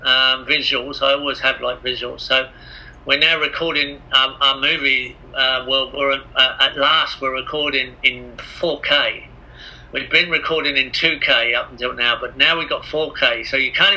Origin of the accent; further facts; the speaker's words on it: England, United Kingdom; I am English